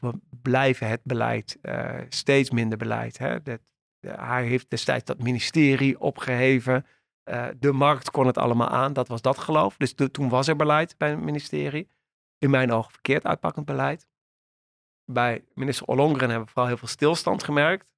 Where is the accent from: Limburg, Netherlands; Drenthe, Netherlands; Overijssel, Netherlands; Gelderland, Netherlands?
Gelderland, Netherlands; Doetinchem; moved away as an adult; now in Amsterdam, Netherlands; Ik ben eh, opgegroeid in Doetinchem.